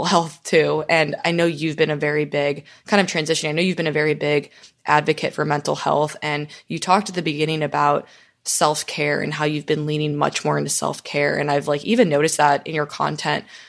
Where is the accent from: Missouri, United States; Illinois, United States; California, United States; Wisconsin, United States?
Illinois, United States; Chicago; moved away as an adult; also born or lived in New York / San Francisco; now in Austin, United States; I'm originally from Chicago, suburbs of Chicago, and it gets cold there